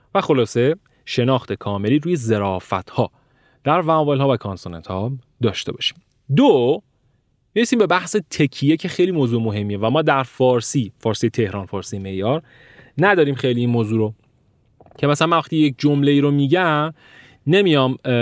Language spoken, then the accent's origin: Persian; Iran; من ایرانی هستم